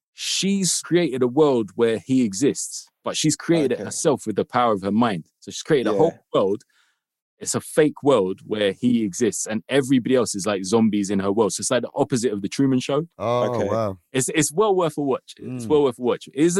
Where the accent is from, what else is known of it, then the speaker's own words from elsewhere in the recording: London, United Kingdom; I grew up in Kilburn.